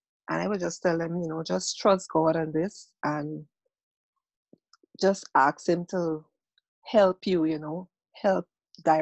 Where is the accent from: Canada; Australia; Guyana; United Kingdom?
Guyana; also born or lived in Trinidad; now in United States; I'm originally from Guyana, went to Trinidad, now in the United States.